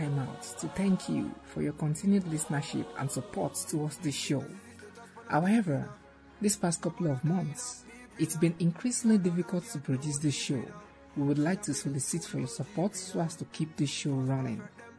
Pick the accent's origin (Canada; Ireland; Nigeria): Nigeria; I'm from Nigeria.